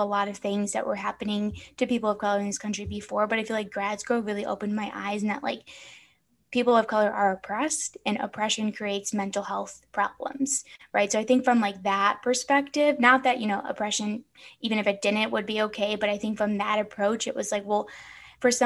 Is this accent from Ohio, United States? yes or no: no; Chicago, Illinois, United States; now in Phoenix, United States; growing up in Chicago, like in the city